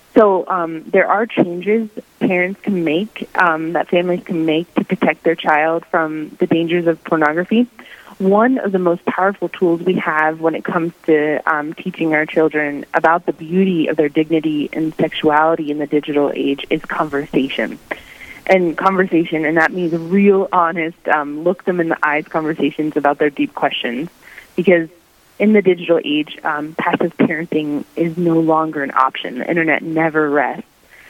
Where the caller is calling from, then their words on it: Pueblo, Colorado, United States; also born or lived in Crookston, Minnesota; I'm calling in from Pueblo, Colorado, where I'm serving with Bishop Stephen Berg as the Vice Chancellor for the Diocese of Pueblo.